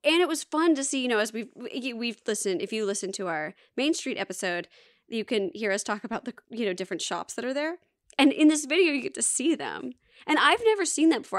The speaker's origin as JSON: {"language": "English", "town": "Alpharetta", "region": "Georgia", "country": "United States", "said": "live in Alpharetta for twenty years, where I'm from"}